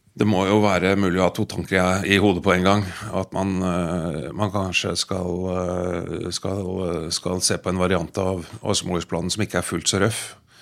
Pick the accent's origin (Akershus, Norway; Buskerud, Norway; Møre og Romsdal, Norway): Akershus, Norway; Bærum; født og oppvokst i Bærum av foreldre som kommer fra Vestlandet.